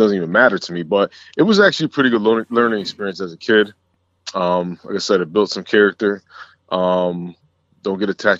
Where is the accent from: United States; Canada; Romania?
United States; Houston, Texas; born there; also born or lived in Shreveport / Munster / Chicago / Brewster; So I was born in Houston, man.